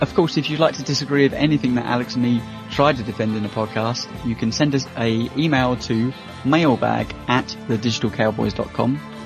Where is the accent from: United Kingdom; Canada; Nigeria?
United Kingdom; as a Brit